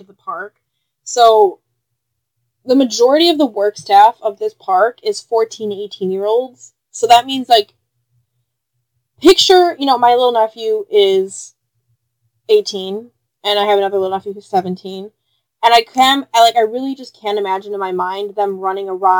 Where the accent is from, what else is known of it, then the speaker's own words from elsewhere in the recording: Chicago, Illinois, United States; We're from Chicago